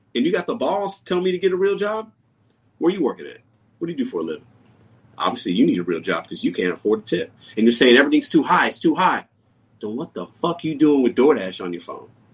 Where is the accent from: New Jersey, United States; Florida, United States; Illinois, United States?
Illinois, United States; Chicago; I was born in Chicago. My mother and father were born in Puerto Rico.